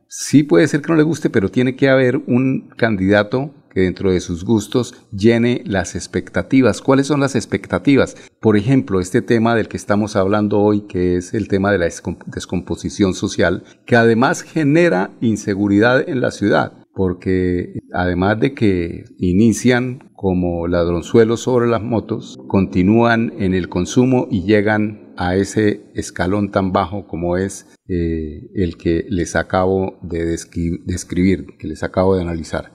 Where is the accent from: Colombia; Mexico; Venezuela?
Colombia; los colombianos